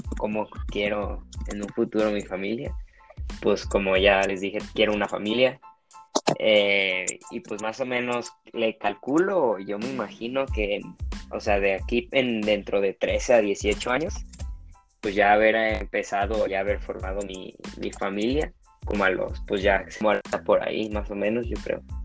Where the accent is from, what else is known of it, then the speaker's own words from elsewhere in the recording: Guadalajara, Jalisco, Mexico; nací aquí en Guadalajara, Jalisco.